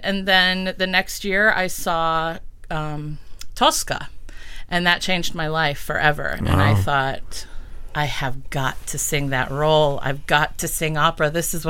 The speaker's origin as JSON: {"language": "English", "town": "Adrian", "region": "Michigan", "country": "United States", "tie": "born or raised there", "said": "I did grow up in Adrian, and I love my hometown so much. They're just, it's a town full of artists."}